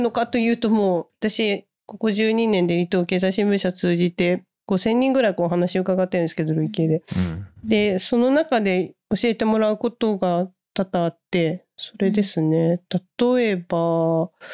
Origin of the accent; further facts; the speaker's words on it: Hita, Oita, Japan; moved away; 私生まれ育ちが大分県の日田市って九州の真ん中ら辺にある盆地